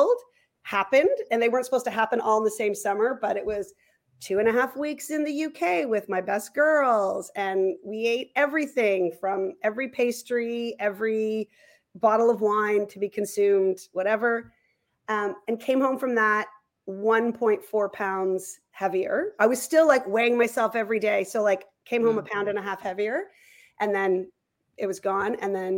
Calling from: Toronto, Ontario, Canada; I'm coming from Leaside in Toronto.

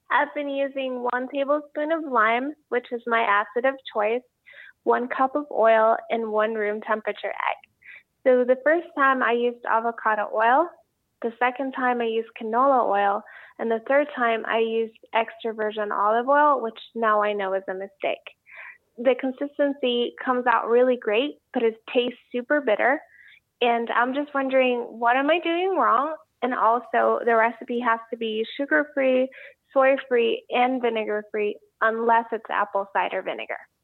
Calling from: New Orleans, Louisiana, United States; I'm calling from New Orleans

